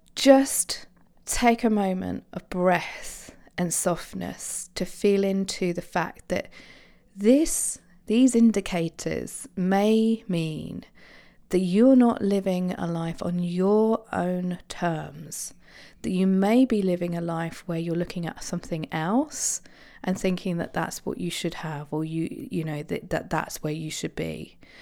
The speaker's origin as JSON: {"language": "English", "area": "Isle of Wight", "region": "South East England", "country": "United Kingdom", "tie": "born or raised there", "said": "I grew up on the Isle of Wight"}